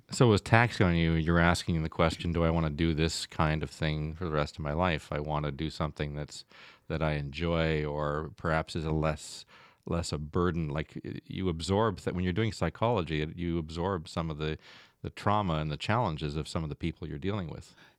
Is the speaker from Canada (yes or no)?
yes; Stratford, Ontario, Canada; When I grew up in Stratford, I could probably count the restaurants, uh, on one hand